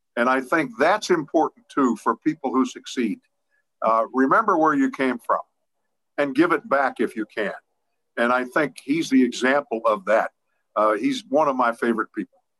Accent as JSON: {"language": "English", "town": "Pittsburgh", "region": "Pennsylvania", "country": "United States", "tie": "born or raised there", "said": "I'm from the Garfield section of Pittsburgh"}